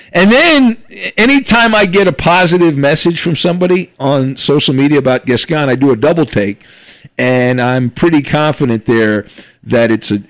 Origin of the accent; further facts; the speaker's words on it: Southern California, United States; growing up in Southern California